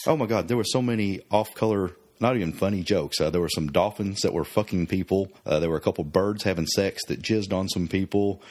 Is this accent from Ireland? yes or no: no; Oklahoma, United States; We're both from Oklahoma. I grew up a little more country and rural than you did